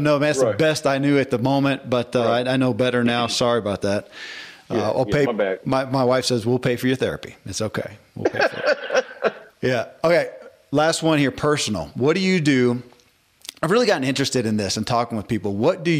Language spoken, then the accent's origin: English; the South, United States; I grew up in the Bible Belt